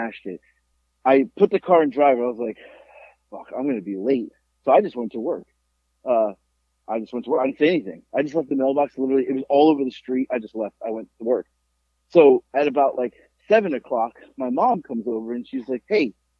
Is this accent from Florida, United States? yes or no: yes; Florida, United States; growing up in Florida